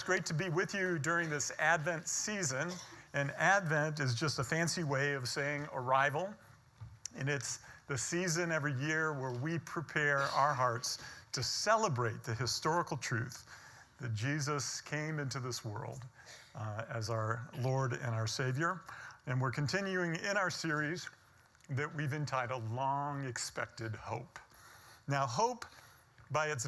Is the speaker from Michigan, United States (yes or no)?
yes; Detroit, Michigan, United States; now in Florida, United States; I'm from Detroit, Michigan.